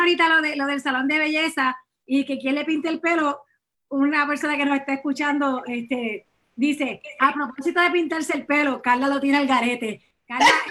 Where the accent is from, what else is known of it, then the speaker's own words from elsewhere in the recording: Puerto Rico; como puertorriqueño